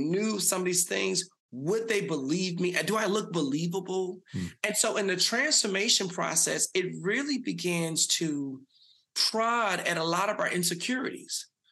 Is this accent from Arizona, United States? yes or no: no; Dallas, Texas, United States; So I grew up in South Dallas, had a mother who had me at 17.